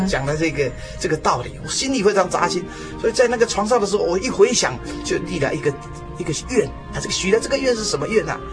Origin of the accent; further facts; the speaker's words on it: Taipei, Taiwan; 我是土生土长，台北市的人啊。嗯哼。我从这个五岁到十二岁，啊，一共搬了七次家